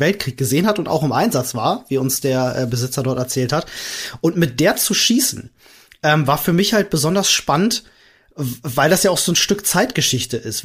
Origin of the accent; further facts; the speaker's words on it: Germany; bei uns in Deutschland